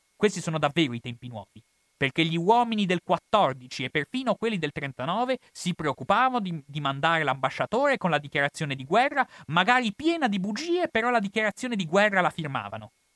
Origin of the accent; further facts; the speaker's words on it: Italy; per me che sono italiano